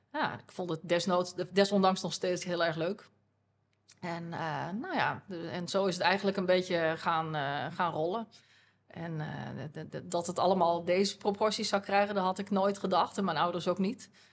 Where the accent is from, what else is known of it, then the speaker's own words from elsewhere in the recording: Groenlo, Gelderland, Netherlands; ik ben eh, geboren en opgegroeid in eh, Groenlo. Dat is een dorpje in de Achterhoek.